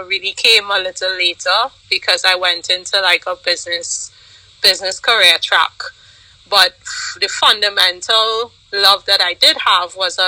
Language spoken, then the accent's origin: English; Trinidad & Tobago; growing up in Trinidad, I played sports. I actually played volleyball for Trinidad.